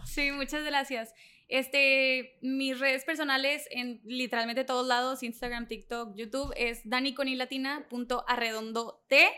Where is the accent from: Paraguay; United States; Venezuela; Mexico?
Mexico; Allende; soy de Allende, de una ciudad súper chiquita donde la gente critica